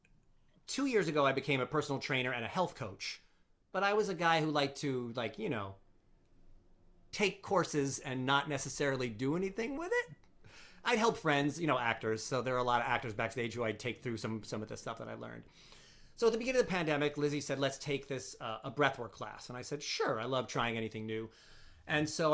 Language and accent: English; Long Island, New York, United States; now in New Jersey, United States; I'm from Long Island